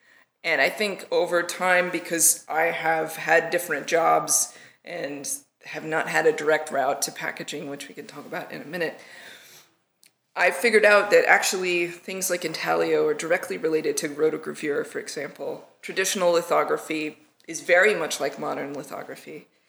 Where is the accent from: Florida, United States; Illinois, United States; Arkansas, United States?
Arkansas, United States; So I actually grew up in Arkansas. And you can't tell by my accent because I worked really hard not to have one.